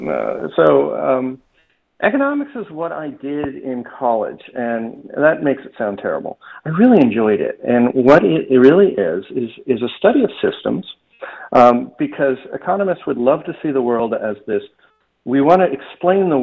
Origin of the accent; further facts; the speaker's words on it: Toronto, Ontario, Canada; now in Boca Raton, United States; I grew up in Toronto